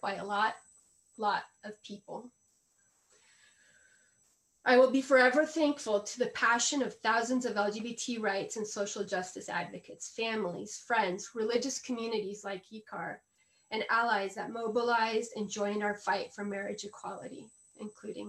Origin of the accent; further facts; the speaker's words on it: Colombia; moved away as an adult; also born or lived in Los Angeles; now in United States; I am a Colombian woman, raised Catholic